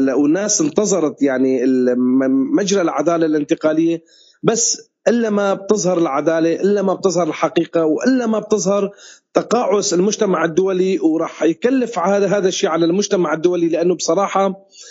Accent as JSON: {"language": "Arabic", "country": "Syria", "said": "نحن كسوريين"}